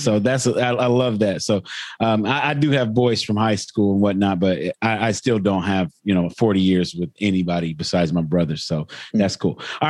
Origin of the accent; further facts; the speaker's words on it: Terre Haute, Indiana, United States; moved away as an adult; now in Bakersfield, United States; I came from Terre Haute, Indiana.